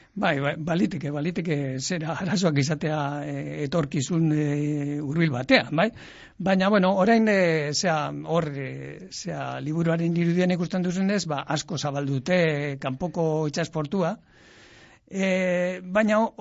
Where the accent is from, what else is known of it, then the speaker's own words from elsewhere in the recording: Llodio, Basque Country, Spain; nire herrian ere, laudion ere